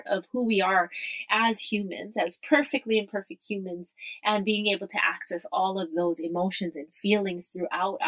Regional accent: Kailua-Kona, Hawaii, United States; coming to you from my hometown, Kailua Kona, Hawaii.

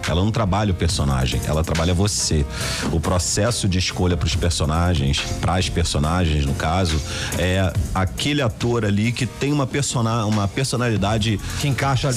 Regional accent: Rio de Janeiro, Brazil; eu na época morava na Vila Kennedy, né? na favela da Metral, onde eu fui criado.

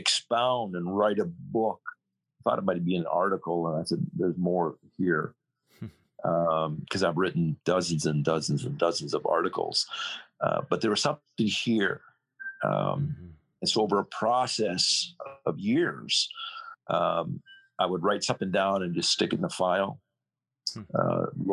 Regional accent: British Columbia, Canada; also born or lived in Hong Kong / Germany; now in United States; I am a Canadian. Okay. And born in British Columbia, west coast of Canada

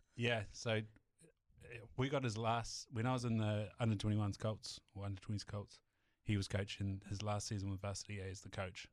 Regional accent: Southland, New Zealand; moved away; also born or lived in Hawke's Bay; being from Southland

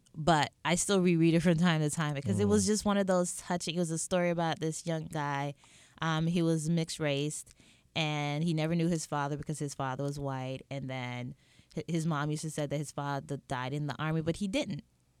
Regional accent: Atlanta, Georgia, United States; also born or lived in St. Elizabeth, Jamaica; St. Elizabeth, Jamaica. So we came over when I was four, but grew up in Atlanta, went back. And I tell people, I was kind of raised in Atlanta

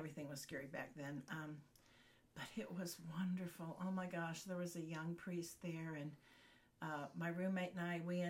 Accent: Glenview, Illinois, United States; moved away as an adult; also born or lived in Dallas, Texas / Fort Worth, Texas; now in Texas, United States; We were always Texans growing up in Glenview until we could get back home.

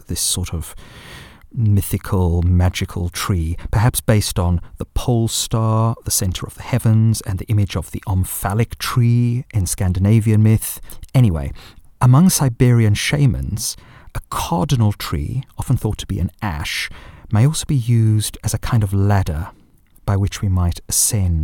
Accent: South Africa; born or raised there

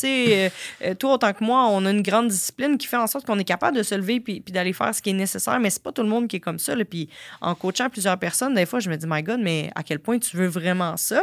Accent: Sorel, Quebec, Canada; je viens de Sorel quand même, là, c'est, mhm. pas Montréal

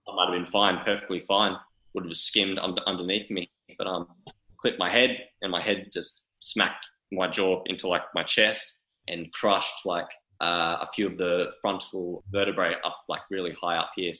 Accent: Sydney, New South Wales, Australia; also born or lived in Perth; growing up, just sort of out in the western suburbs of Sydney

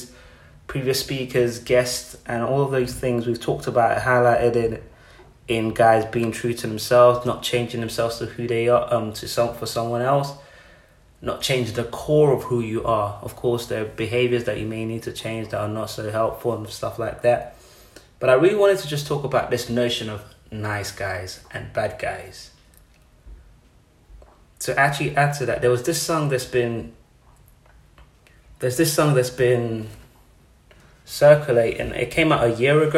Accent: Nigeria; now in United Kingdom; I'm born and raised in Nigeria

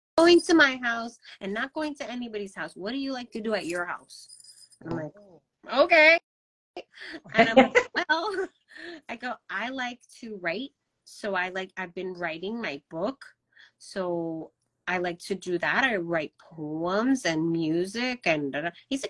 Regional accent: Kansas City, Missouri, United States; born there; I was born in Kansas City.

